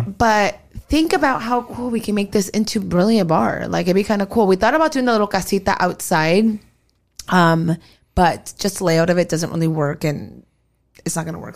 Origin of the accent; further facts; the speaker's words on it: California, United States; also born or lived in Arizona; we both have always lived in California